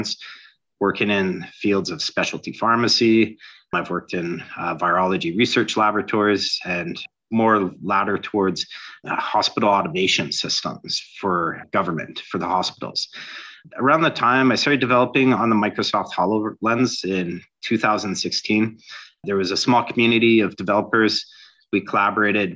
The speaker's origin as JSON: {"language": "English", "town": "Toronto", "region": "Ontario", "country": "Canada", "said": "I'm from Toronto, Ontario, Canada"}